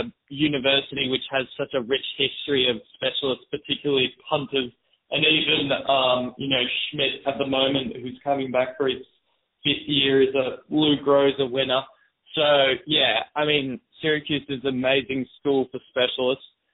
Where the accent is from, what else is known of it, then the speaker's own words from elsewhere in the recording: Wagga Wagga, New South Wales, Australia; moved away as an adult; also born or lived in Melbourne, Australia; I grew up in Wagga Wagga, New South Wales, Australia